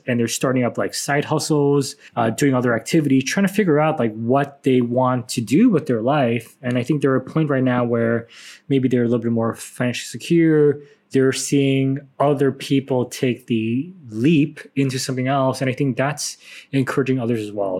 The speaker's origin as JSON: {"language": "English", "country": "United States", "tie": "born or raised there", "moved": "as an adult", "said": "growing up in America"}